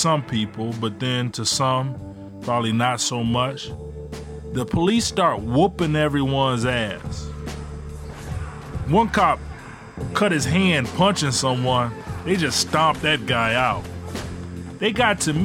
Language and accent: English; Ecorse, Michigan, United States; also born or lived in Detroit, Michigan; When my mom left my dad, we moved from Detroit to Ecorse. Ecorse is one of the only suburbs outside of Detroit that Detroiters look down on. But I ain't think about it. I was just a 12-year-old kid growing up